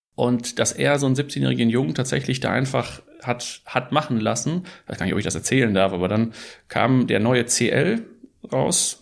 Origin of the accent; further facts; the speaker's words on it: Ruhr area, North Rhine-Westphalia, Germany; ich bin Holländer und Schweizer und bin aber in, im, im äh, Ruhrgebiet aufgewachsen